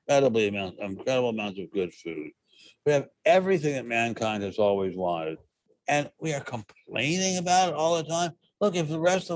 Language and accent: English; Maryland, United States; also born or lived in Washington, D.C.; now in Beverly Hills, United States; In Antietam, Maryland, which is my home state, Maryland